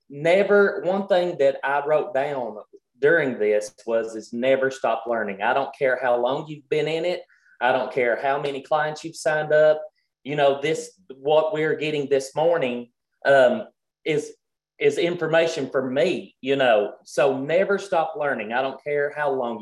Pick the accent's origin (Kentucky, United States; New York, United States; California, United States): Kentucky, United States; we're country, we're from Kentucky